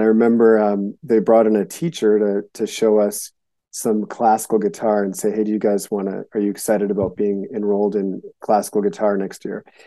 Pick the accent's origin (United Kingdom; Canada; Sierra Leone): Canada; Winnipeg, Manitoba; also born or lived in Montana; now in United States; I was born in Winnipeg, Manitoba, which is the dead center of Canada